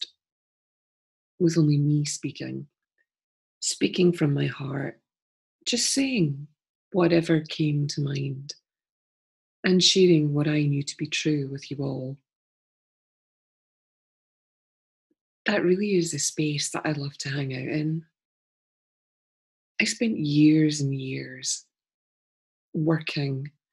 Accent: Scotland, United Kingdom; Being a Scottish person

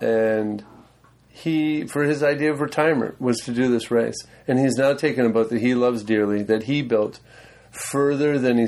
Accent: United States; I'm American.

